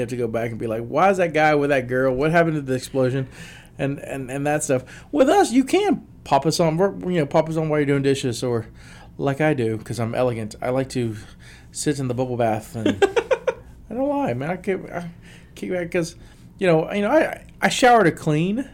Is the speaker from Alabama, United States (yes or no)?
yes; South Alabama, United States; now in West Virginia, United States; I'm from South Alabama. There's Popeyes everywhere, but since I've moved to West Virginia